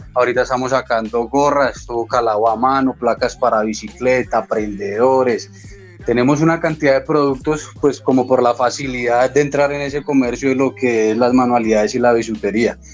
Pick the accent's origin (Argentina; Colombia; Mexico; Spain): Colombia; como indígenas, como colombianos